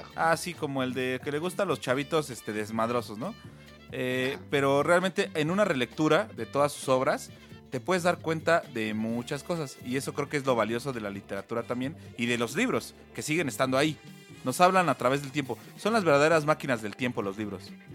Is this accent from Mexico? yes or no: yes; Mexico; los mexicanos somos